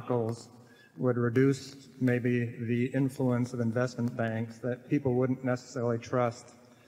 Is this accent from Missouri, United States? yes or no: yes; Kansas City, Missouri, United States; from Kansas City.